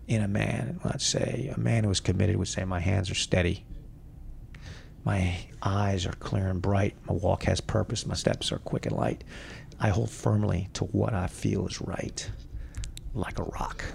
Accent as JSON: {"language": "English", "country": "United States", "said": "I am an American, which I am"}